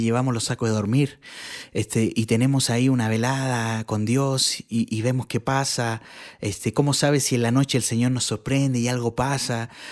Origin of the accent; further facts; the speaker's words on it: Santiago, Santiago Metropolitan Region, Chile; soy chileno. Eh, nací en Santiago de Chile y bueno, desde desde que, yo tengo uso de razón, mi mamá iba a la iglesia. Y entonces siempre mi, niñez es recordar la iglesia.